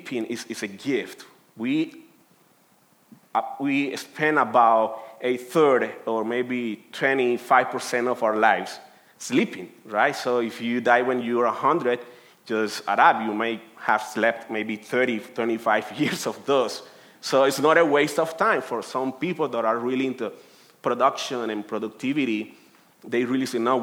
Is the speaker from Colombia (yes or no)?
yes; Colombia; English is a second language; moved away as an adult; now in United States; I'm from Colombia, and I have been here in the United States for 13 years